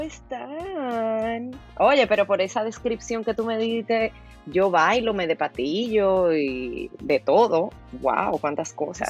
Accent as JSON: {"language": "Spanish", "town": "Consuelo", "region": "San Pedro de Macorís", "country": "Dominican Republic", "tie": "born or raised there", "moved": "yes", "lives_now": "United States", "said": "Yo nací en el ingenio Consuelo, rodeada de caña."}